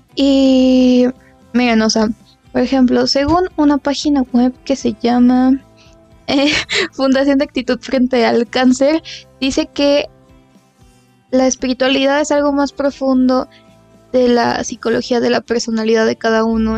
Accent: Mexico; somos de México

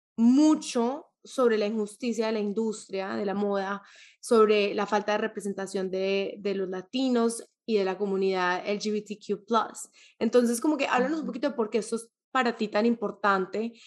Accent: Colombia; soy colombiana o que soy latina

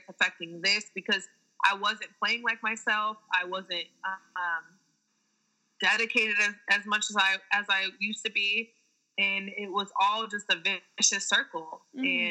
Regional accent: San Diego, California, United States; San Diego State, you know, D1 in my hometown

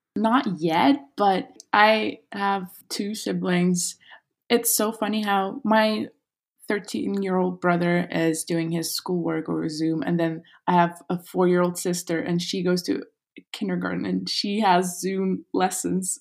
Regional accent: Kazakhstan; moved away as an adult; also born or lived in Los Angeles, United States; my hometown

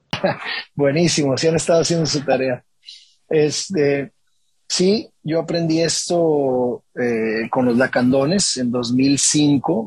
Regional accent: Mexico; hecho en México por un mexicano

